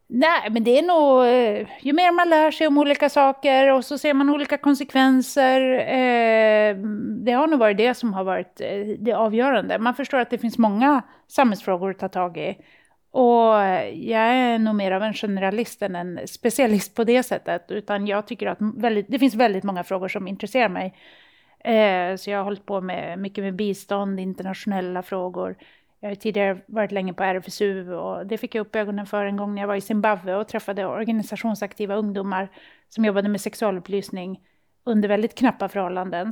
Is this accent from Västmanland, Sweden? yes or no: no; Luleå, Norrbotten County, Sweden; i Luleå, där jag kommer ifrån